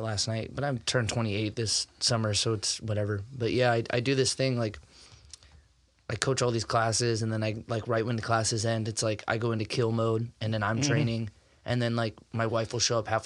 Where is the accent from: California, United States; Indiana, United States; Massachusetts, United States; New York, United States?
California, United States; Fresno; moved away as an adult; also born or lived in Iowa; now in Canby, United States; I grew up in Fresno, California.